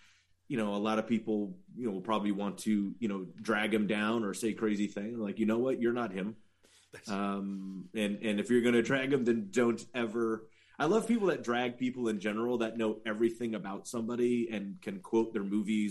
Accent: the Valley, California, United States; I'm from the Valley

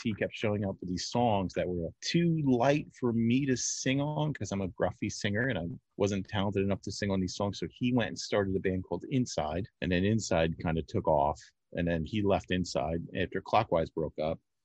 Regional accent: Amityville, New York, United States; I grew up in Amityville

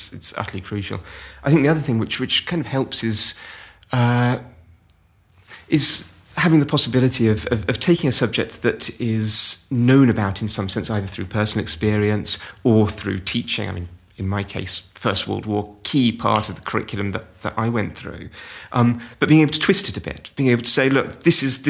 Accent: United Kingdom; also born or lived in Germany / Poland; I am British, I've grown up here

